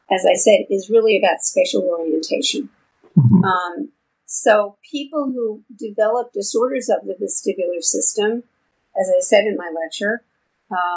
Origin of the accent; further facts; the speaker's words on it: New York, United States; now in Houston, United States; I've been in Houston for a long time, but as you can probably tell from my accent, I'm from New York originally.